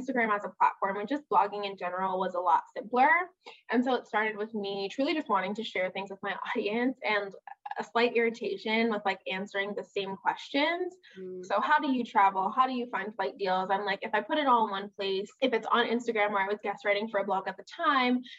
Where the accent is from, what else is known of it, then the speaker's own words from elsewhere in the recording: New York City, New York, United States; moved away as an adult; now in Chicago, United States; I was born and raised in Brooklyn, New York, and I just moved to Chicago